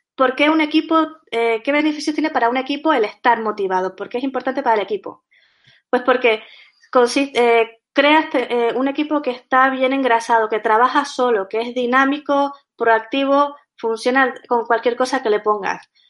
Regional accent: Canary Islands, Spain; accent: Canarian, sometimes Andalusian; soy canaria, y por eso mi acento es un poco raro, puede ser que a veces me salga el acento andaluz, también por la mezcla que tengo

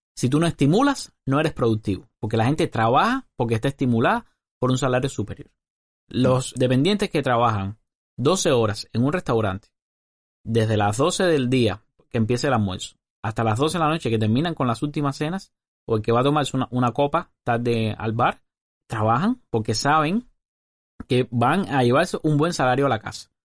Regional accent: Cuba; Esa persona es parte del 30% de los cubanos que trabajamos

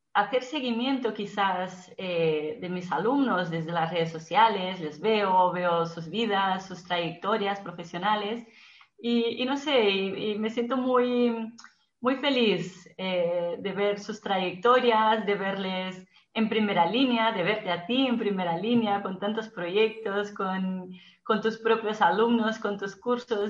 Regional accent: Brazil; now in Barcelona, Spain; yo soy de origen brasileña, aunque emigré a España

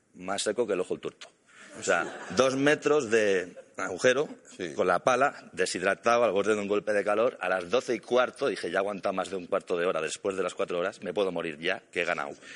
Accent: Catalonia, Spain; Yo soy catalán

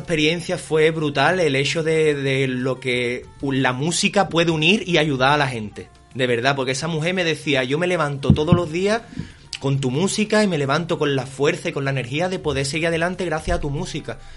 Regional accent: Jerez de la Frontera, Andalusia, Spain; soy un cantante de Jerez

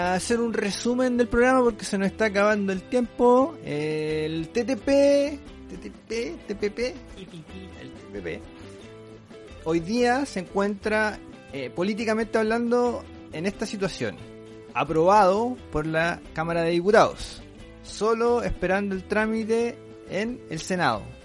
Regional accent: Chile; nosotros somos chilenos

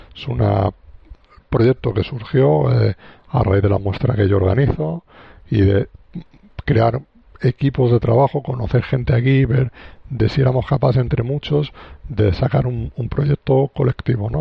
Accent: Alicante, Valencian Community, Spain; yo soy de Alicante, vivo en Alicante

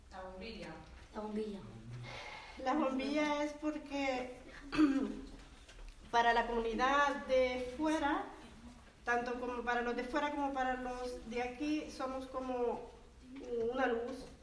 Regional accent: El Salvador; Y bueno, el vivir ahí eh, también me ha aportado a mí, como, salvadoreña, eh, conocerlos más y, aprender vuestras costumbres

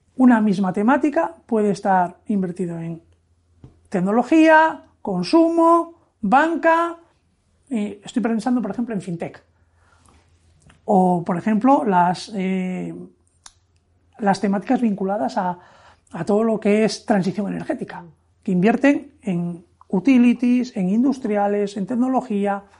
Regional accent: Oviedo, Asturias, Spain; moved away as an adult; also born or lived in Madrid; Y yo, siendo asturiano de Oviedo, estaba trabajando en Madrid.

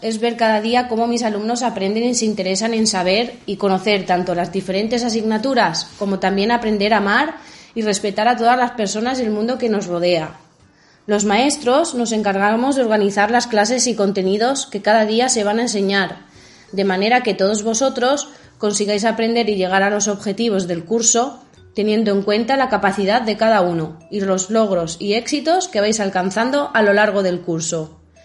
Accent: Alicante, Valencian Community, Spain; soy de Alicante y soy maestra de primaria

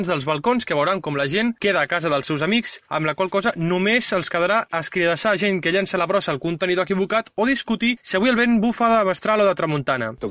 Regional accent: Barcelona, Catalonia, Spain; I que això ho digui jo que sóc un xava de Barcelona pot semblar una mica irònic

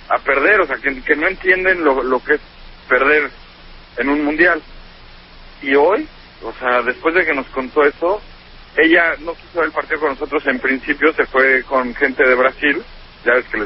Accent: Mexico City, Mexico; yo me fui de la Ciudad de México y voy a regresar a vivir a Venecia

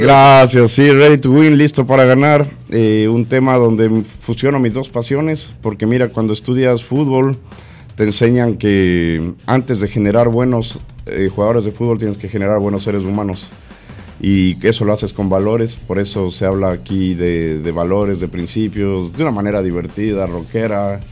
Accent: Ecuador; moved away as an adult; now in Argentina; Empecé mi, carrera artística en el 2007 en mi país, Ecuador

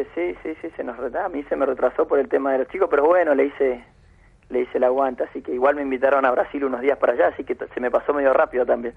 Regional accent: San José de Feliciano, Entre Ríos, Argentina; also born or lived in Cuba; empecé a trabajar en mi pueblo, de donde soy originario, donde viví toda mi vida, San José Feliciano, al norte de Entre Ríos

